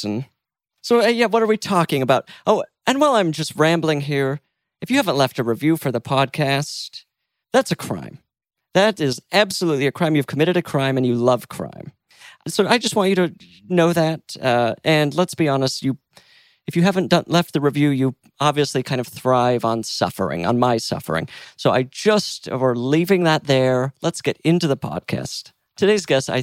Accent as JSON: {"language": "English", "region": "Mountain West", "country": "United States", "said": "I'm from the Mountain West"}